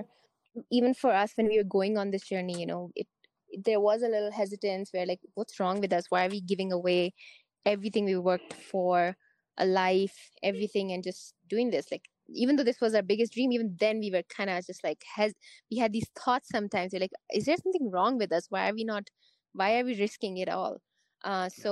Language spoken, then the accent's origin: English; India; now in Canada; We are from India. We are immigrants to Canada.